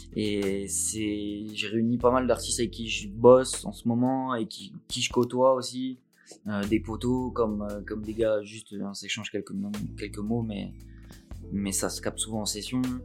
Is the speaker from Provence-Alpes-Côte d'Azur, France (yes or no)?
yes; Nice, Provence-Alpes-Côte d'Azur, France; moved away as an adult; also born or lived in Montpellier; Je suis né à Nice, mais j'ai vécu à Montpellier